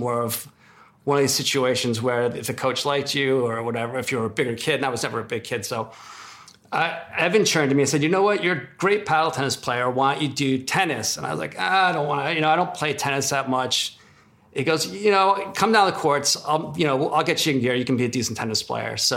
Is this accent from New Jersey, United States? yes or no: yes; Newark, New Jersey, United States; Don't tell these people we're from Newark, New Jersey.